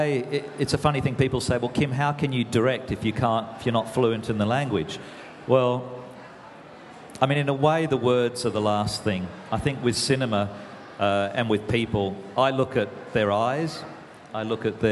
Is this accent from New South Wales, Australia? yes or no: yes; northeastern New South Wales, Australia; I grew up on a banana and avocado farm in northeastern New South Wales